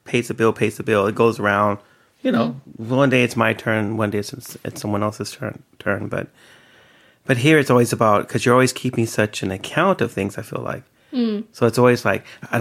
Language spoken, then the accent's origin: English; United States; moved away as an adult; now in Sweden; as an American, because when I first moved here